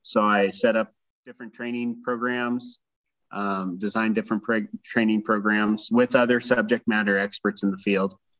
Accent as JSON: {"language": "English", "town": "Reno", "region": "Nevada", "country": "United States", "tie": "born or raised there", "said": "I grew up in Reno, Nevada"}